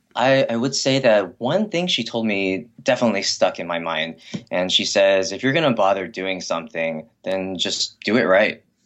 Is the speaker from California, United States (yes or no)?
yes; Hacienda Heights, California, United States; I was, I was raised in Hacienda Heights. It's a very quiet, uh, upper middle class Chinese American neighborhood in the Los Angeles area.